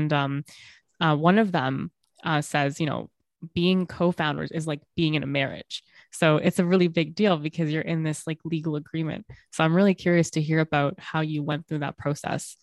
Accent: Bangladesh; I'm from Bangladesh

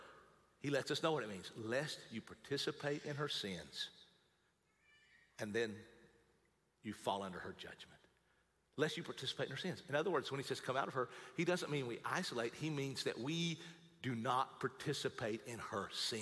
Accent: United States; I am an American, but above my American flag is my Christian flag

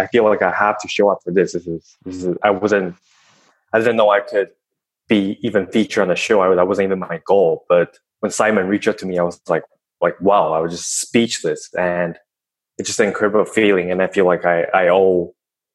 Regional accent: Taiwan; English is a second language; moved away as an adult; also born or lived in Vancouver, Canada; I was born in Vancouver, but I moved back to Taiwan. So I grew up in Taiwan for 18 years. And then I went back to Canada in 2014.

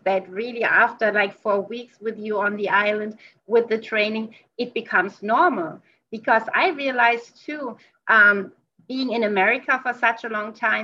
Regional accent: Germany; moved away; Since I come from Germany

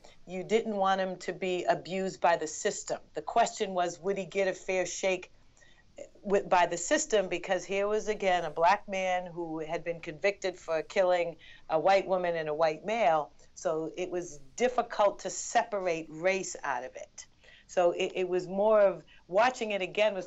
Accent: Boston, Massachusetts, United States; I'm Bostonian, but my family's from Barbados

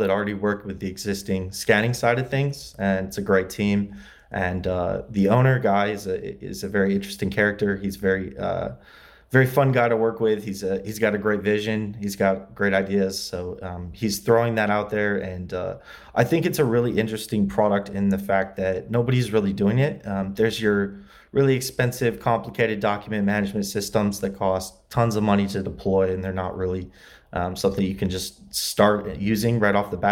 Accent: LaGrange, Indiana, United States; moved away as an adult; also born or lived in Muncie, Indiana; now in Los Angeles, United States; I grew up in Indiana, LaGrange, Indiana. It's near South Bend.

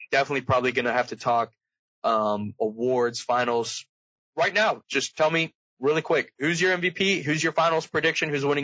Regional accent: Milwaukee, Wisconsin, United States

